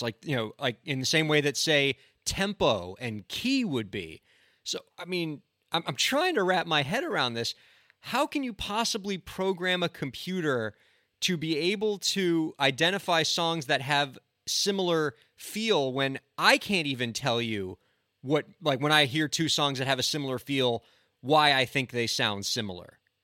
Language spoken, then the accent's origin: English; South Florida, United States; up in Davie, about forty-five minutes from my hometown